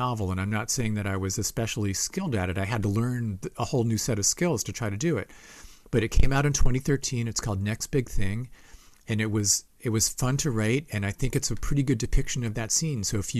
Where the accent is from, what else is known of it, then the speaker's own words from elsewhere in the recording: Ohio, United States; now in Boston, United States; people came from all over the country. We came from Ohio, bands came from all over because the Berklee School of Music was here.